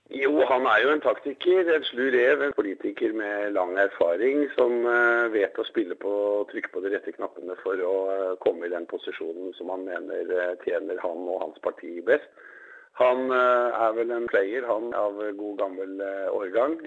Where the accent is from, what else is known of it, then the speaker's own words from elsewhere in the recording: Norway; hjemme i Norge